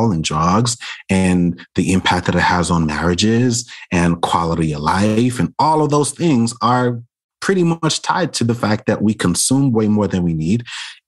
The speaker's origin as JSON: {"language": "English", "town": "New York City", "region": "New York", "country": "United States", "tie": "born or raised there", "said": "the traumas that I experienced as a kid growing up in Brooklyn"}